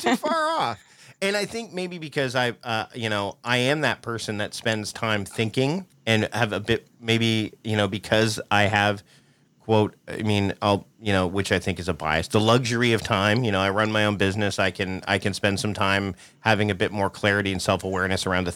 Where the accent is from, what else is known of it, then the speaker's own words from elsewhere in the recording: Hamilton, Ontario, Canada; I was born in Hamilton, Ontario, Canada